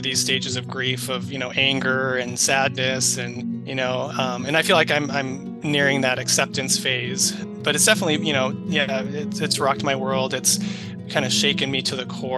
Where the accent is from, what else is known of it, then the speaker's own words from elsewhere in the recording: Twin Cities area, Minnesota, United States; also born or lived in Provo, Utah / Idaho; now in Rochester, United States; So born and raised in Minnesota. So not in Rochester, but I was born and raised up in the Twin Cities area. So Minneapolis, St. Paul suburbs